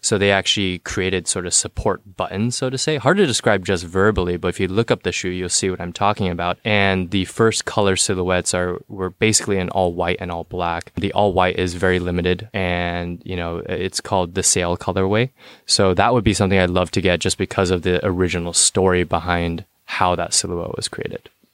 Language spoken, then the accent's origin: English; San Jose, California, United States; also born or lived in Cupertino; I'm from the South Bay, so San Jose